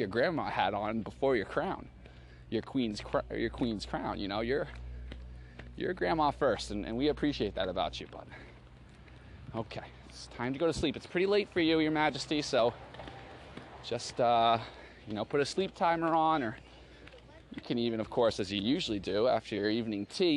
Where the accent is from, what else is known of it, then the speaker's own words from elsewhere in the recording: Boston, Massachusetts, United States; I was from Boston